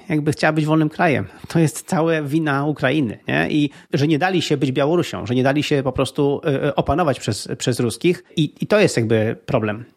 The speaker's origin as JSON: {"language": "Polish", "country": "Poland", "said": "jako Polacy"}